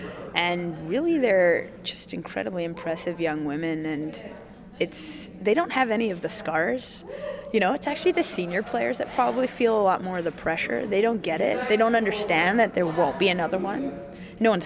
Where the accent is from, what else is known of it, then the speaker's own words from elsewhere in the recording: Wales, United Kingdom; we did horseback riding when we were growing up in Wales